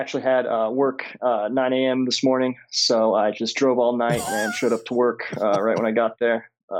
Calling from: Grand Junction, Colorado, United States; I'm calling from Grand Junction, Colorado.

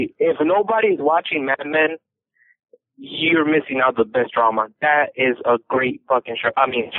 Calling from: Los Angeles, California, United States; from California in L.A.

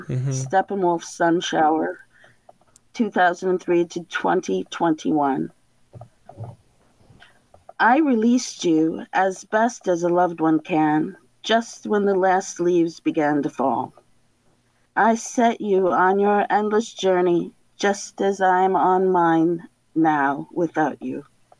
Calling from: Michigan, United States; I'm in a little camper in the big woods in northern Michigan.

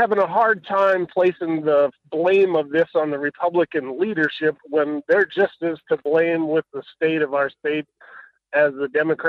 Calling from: Homer, Alaska, United States; I'm calling from Homer.

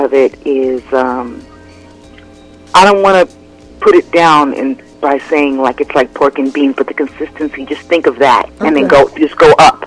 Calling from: Las Vegas, Nevada, United States; I'm calling from Las Vegas, Nevada.

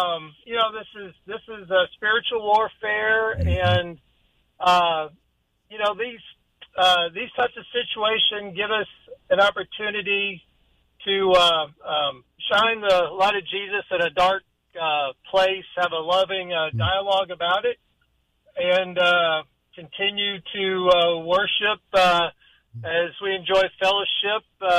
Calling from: Chesapeake, Virginia, United States; I'm calling from Chesapeake, Virginia.

